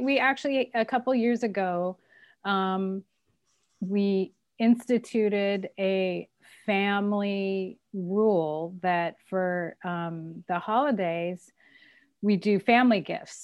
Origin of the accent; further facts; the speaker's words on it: Southern California, United States; also born or lived in Fort Collins, Colorado / Kenya; I consider myself basically a Southern California person